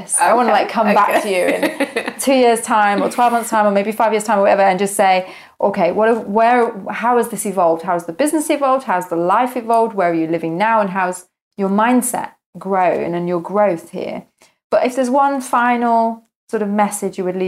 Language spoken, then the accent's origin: English; United Kingdom; we're British citizens